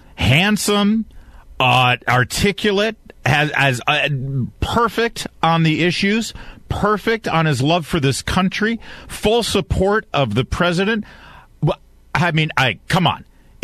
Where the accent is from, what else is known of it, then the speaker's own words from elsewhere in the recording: Detroit, Michigan, United States; now in Washington, D.C. area, United States; WJR out of Detroit, Michigan, my hometown, my birthplace, where I'm originally from